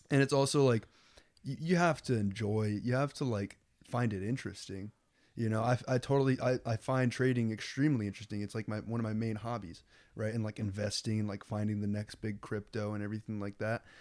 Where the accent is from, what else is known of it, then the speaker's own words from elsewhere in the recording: Lincoln, Nebraska, United States; Well, I, I grew up in Lincoln, and Lincoln is like, it's it's like all white people and Mexican people, you know.